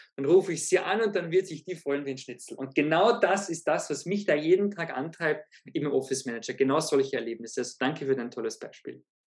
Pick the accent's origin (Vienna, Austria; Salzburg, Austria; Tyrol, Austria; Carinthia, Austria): Salzburg, Austria; Zell am See; born or raised there